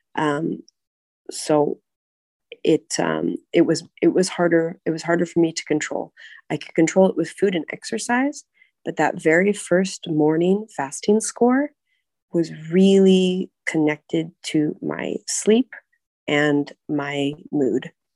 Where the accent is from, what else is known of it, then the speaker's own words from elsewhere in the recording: United States; now in Prague, Czech Republic; I'm American